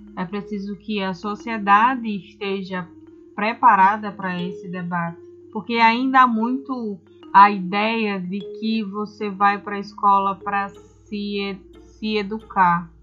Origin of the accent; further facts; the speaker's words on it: Brazil; a gente enquanto brasileiro